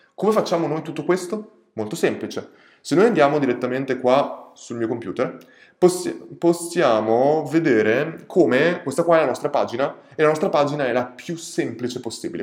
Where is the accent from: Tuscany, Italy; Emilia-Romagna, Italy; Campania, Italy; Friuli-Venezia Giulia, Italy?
Emilia-Romagna, Italy; Ferrara; sono di Ferrara e molte volte facevo quella strada